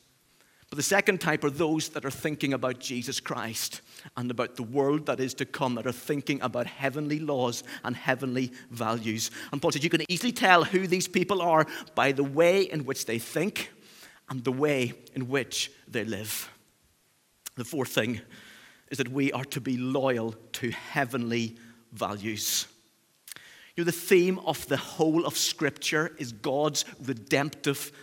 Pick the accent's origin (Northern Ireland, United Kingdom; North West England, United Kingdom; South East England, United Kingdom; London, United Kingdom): Northern Ireland, United Kingdom; accent: Northern Irish; now in Cheshire, United Kingdom; my Northern Irish roots